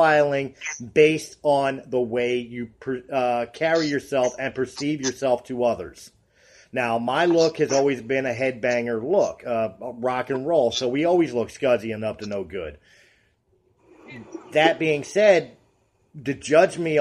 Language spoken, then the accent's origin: English; United States; also born or lived in Colorado; I am an American-born, German descent white male.